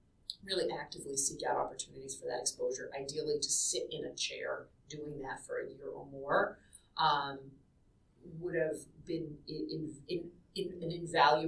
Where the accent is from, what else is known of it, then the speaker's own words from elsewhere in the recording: Boston, Massachusetts, United States; moved away; I was from Boston and I knew how to say Peabody